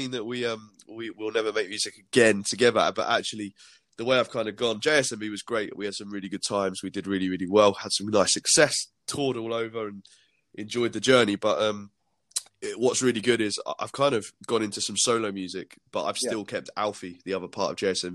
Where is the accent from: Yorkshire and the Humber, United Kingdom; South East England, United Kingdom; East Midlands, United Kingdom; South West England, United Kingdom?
South East England, United Kingdom; Milton Keynes; I was born in Milton Keynes before the MK Dons were born